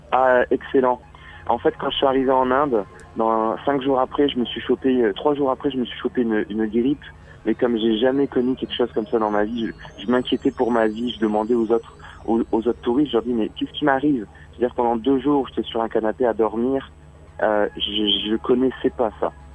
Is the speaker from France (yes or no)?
yes; France; accent: French; moved away as an adult; now in Montreal, Canada